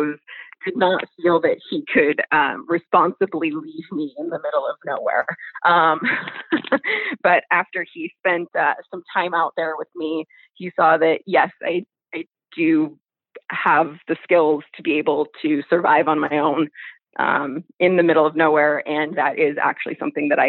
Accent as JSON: {"language": "English", "region": "Alaska", "country": "United States", "tie": "born or raised there", "also_born_or_lived": "Midwest", "said": "I grew up in Alaska and we had to live closer to the city so that my parents could work and everything"}